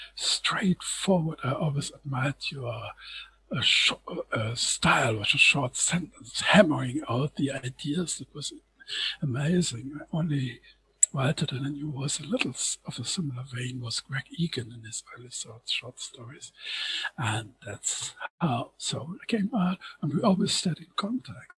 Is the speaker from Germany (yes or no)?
yes; Germany; as a German